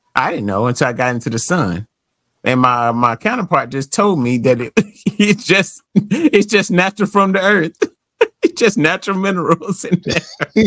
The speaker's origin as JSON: {"language": "English", "country": "United States", "said": "I'm American"}